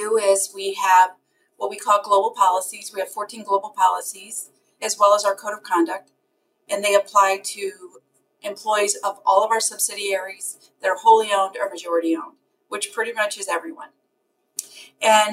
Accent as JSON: {"language": "English", "town": "St. Louis", "region": "Missouri", "country": "United States", "tie": "born or raised there", "said": "I'm born and raised in St. Louis, Missouri"}